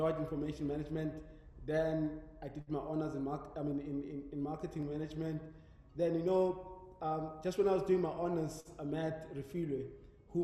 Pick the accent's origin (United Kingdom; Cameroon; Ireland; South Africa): South Africa; Mpumalanga; moved away; I'm from Denelton in Mpumalanga.